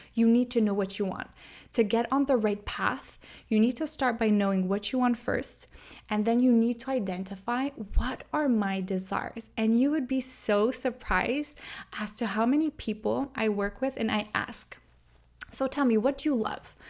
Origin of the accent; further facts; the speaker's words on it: Montreal, Quebec, Canada; I'm from Montreal